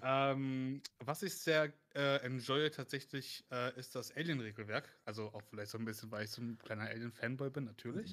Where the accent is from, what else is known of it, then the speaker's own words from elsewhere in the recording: Germany; accent: German; mit meinem krassen deutschen Akzent